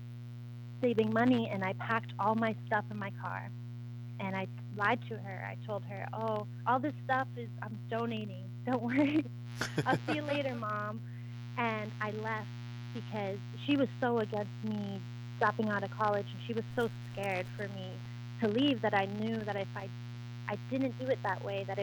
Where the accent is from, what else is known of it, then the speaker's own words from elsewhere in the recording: East Coast, United States; moved away as an adult; also born or lived in Rhode Island / Mount Shasta, California; growing up in the East Coast